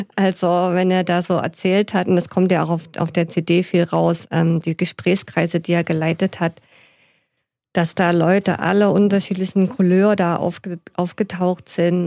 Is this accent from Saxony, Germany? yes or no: yes; Stollberg, Saxony, Germany; now in Leipzig, Germany; in die Messe in Stolberg im Erzgebirge, wo ich geboren bin